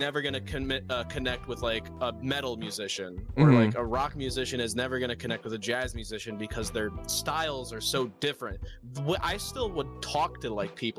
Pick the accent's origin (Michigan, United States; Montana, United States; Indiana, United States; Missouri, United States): Michigan, United States; I'm from Michigan